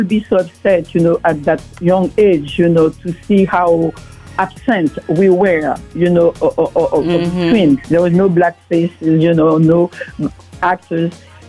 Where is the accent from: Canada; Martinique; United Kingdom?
Martinique; moved away as an adult; now in Paris, France; Well, originally from Martinique. I'm from the Caribbean. And I went back to France, you know. I went to France to study. And I spent, I'm based in Paris.